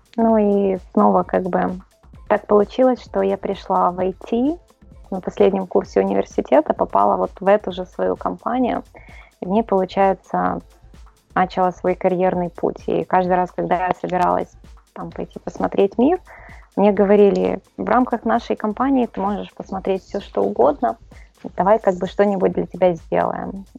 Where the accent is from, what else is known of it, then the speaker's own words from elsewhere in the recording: Kyiv, Ukraine; Я, к сожалению, никогда никуда не переезжала. Работаю в Киеве